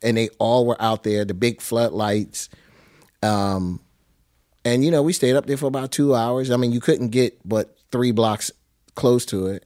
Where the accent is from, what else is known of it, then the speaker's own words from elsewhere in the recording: Philadelphia, Pennsylvania, United States; I was born in West Philadelphia